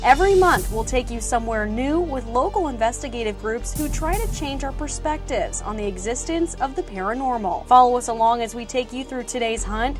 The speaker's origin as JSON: {"language": "English", "region": "Indiana", "country": "United States", "said": "I'm from Indiana."}